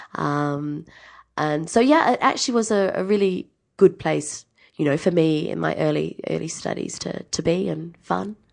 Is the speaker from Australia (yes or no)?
yes; Adelaide, South Australia, Australia; moved away as an adult; also born or lived in New Zealand / Tuscany, Italy; I grew up in Adelaide, went to the same school for twelve years.